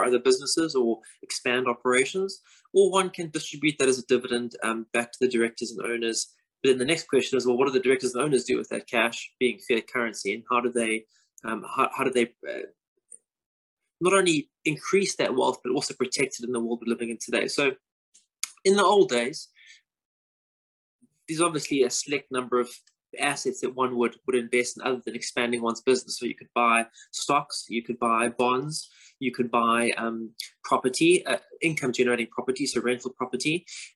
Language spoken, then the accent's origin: English; South Africa; moved away as an adult; now in London, United Kingdom; I'm obviously South African by birth, living currently in London. I've been here since 2008.